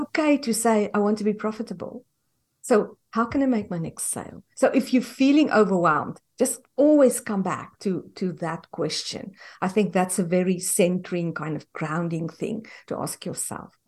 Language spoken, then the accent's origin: English; South Africa; moved away as an adult; now in United States; we are from South Africa and we immigrated to the U S in twenty fifteen.